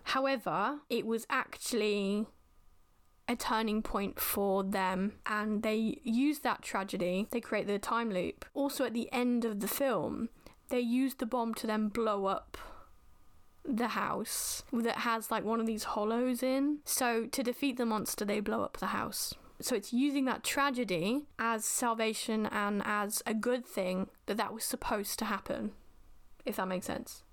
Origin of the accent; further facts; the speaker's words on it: United Kingdom; as a Brit-, British person, the way we are taught in schools